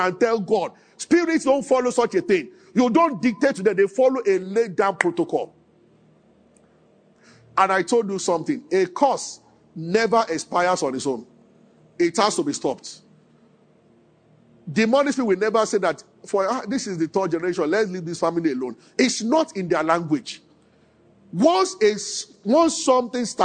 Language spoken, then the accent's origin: English; Nigeria; as a Nigerian